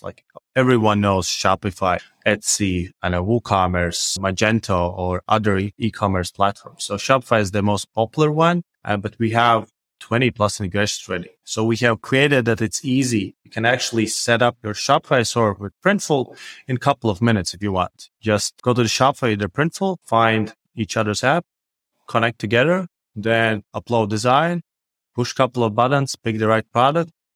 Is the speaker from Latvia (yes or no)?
yes; Riga, Latvia; I'm from Riga, Latvia